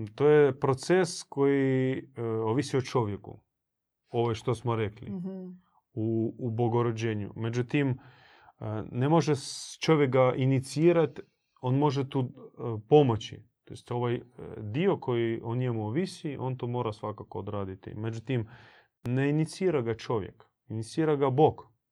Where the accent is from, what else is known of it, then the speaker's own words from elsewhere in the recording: Croatia; kod nas u Hrvatskoj